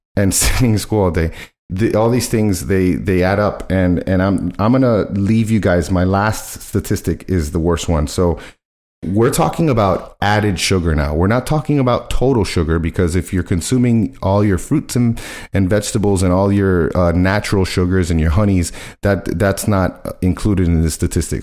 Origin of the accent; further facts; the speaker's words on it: Miami, Florida, United States; I was born in Miami, raised in Miami